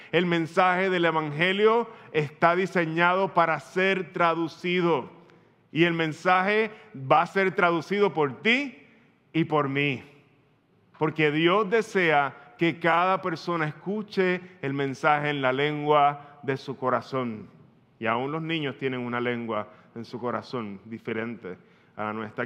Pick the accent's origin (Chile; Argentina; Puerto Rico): Puerto Rico; Tú y yo como puertorriqueños